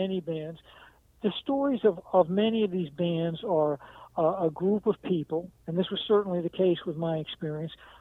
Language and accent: English; New England, United States; I was born in New England